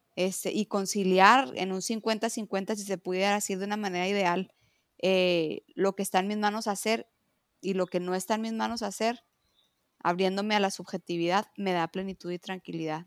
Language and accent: Spanish; Mexico; yo amo ser mexicana